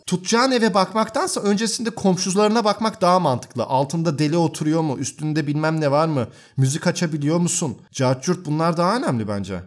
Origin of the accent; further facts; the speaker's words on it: Turkey; now in Berlin, Germany; Ben bir Türk olarak